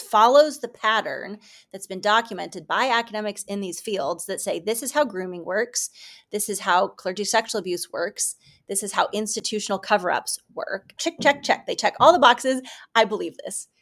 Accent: Kansas City, United States; I grew up in the Kansas City area

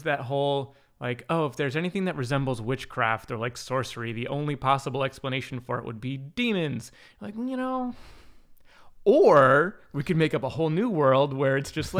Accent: New York, United States; also born or lived in Virginia; I grew up in upstate New York. I was born in Virginia and then moved here in 1990.

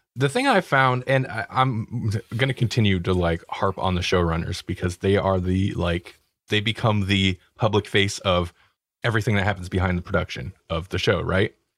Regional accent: United States; we're American

